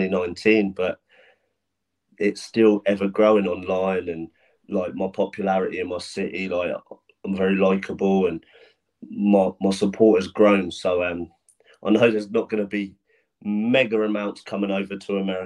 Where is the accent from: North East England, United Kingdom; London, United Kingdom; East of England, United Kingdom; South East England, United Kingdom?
South East England, United Kingdom; Portsmouth; I used to struggle selling tickets in my hometown when I first turned pro